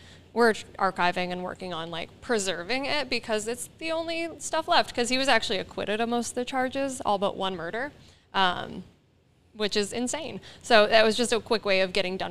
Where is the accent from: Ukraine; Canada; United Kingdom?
Canada; East Coast of Canada; I'm from the East Coast of Canada